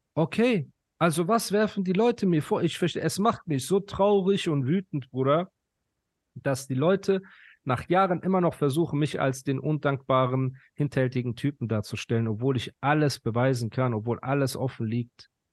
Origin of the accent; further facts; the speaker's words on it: Iran; now in Pforzheim, Germany; Ich bin Iraner